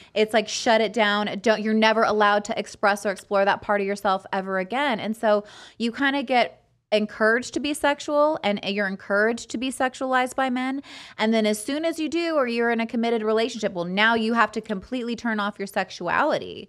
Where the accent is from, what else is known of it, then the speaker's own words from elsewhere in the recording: Fresno, California, United States; grew up in Fresno